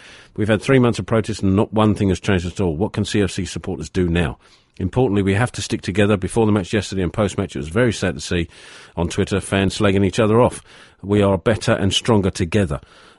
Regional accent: Charlton, London, United Kingdom; because I was born in Charlton, I went to school in Charton, it's part of my DNA.

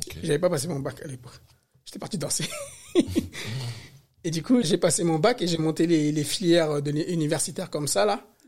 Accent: Paris, Île-de-France, France; also born or lived in Côte d'Ivoire; je suis né en Afrique, en Côte d'Ivoire, mais j'ai grandi à Paris, éduqué à Paris.

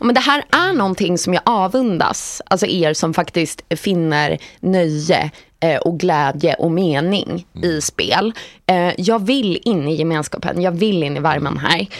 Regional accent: Sweden; som svensk

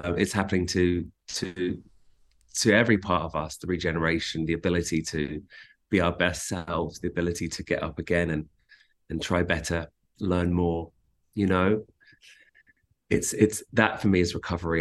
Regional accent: London, United Kingdom; moved away as an adult; also born or lived in South Africa; now in Los Angeles, United States; growing up in London

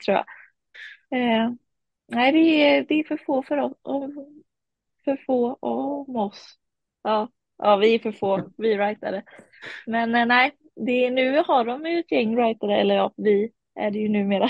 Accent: Varberg, Halland County, Sweden; Ja, min familj är från eh, Kumla. Eh, men jag är född och uppvuxen i Varberg

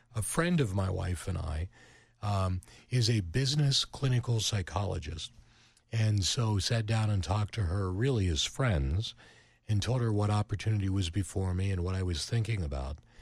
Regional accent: Pittsburgh, Pennsylvania, United States; moved away; also born or lived in Cleveland; I'm from Pittsburgh

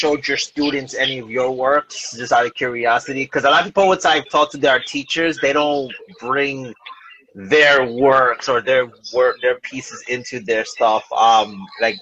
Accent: New York City, New York, United States; moved away as an adult; also born or lived in Williamsburg, New York; now in New Jersey, United States; I've only lived in Jersey for 5 years. I'm originally from New York, Bushwick section

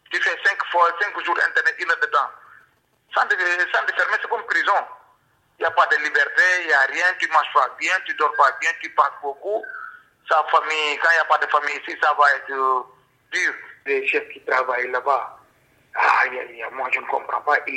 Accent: Senegal; moved away as an adult; now in Belgium; Mon pays d'origine, c'est Sénégal, ouais. Ça fait 8 ans et demi que je suis là en Belgique. Moi, je venais ici en 2015

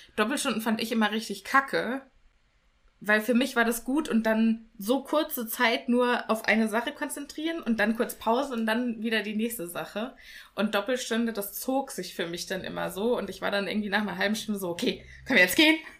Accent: Germany; hier bei uns in Deutschland

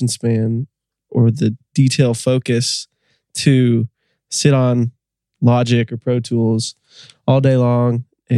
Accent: Ohio, United States; I'm from Ohio, good old Ohio. And grew up loving music

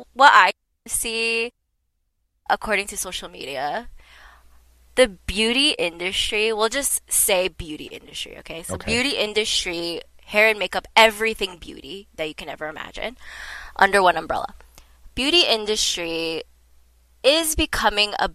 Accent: Toronto, Ontario, Canada; we're both from Toronto

